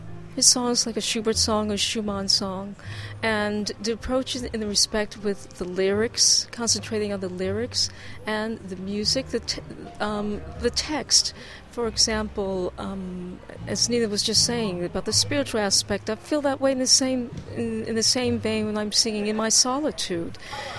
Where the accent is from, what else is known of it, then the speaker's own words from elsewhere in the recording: Washington, District of Columbia, United States; we're both from Washington, D.C.